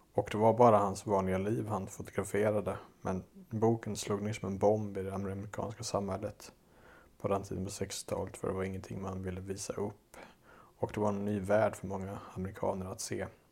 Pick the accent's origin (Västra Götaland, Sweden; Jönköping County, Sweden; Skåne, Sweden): Västra Götaland, Sweden; Dals Långed; moved away as an adult; min hemort, Dalslånged i Dalsland, där jag är uppväxt.